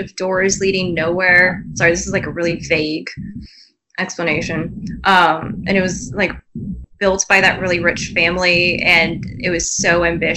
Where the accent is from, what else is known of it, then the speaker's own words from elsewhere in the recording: Scottsdale, Arizona, United States; moved away; I grew up in Scottsdale, Arizona, where everything was new and, like, perfectly manicured.